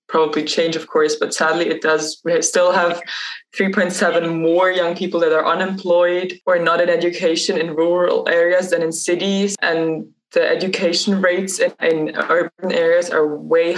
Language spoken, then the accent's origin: English; Switzerland; I'm from Switzerland